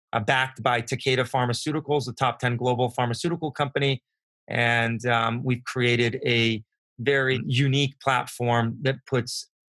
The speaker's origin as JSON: {"language": "English", "town": "San Diego", "region": "California", "country": "United States", "tie": "born or raised there", "said": "Growing up in San Diego, I was very fortunate to grow up in a biotech community around innovators"}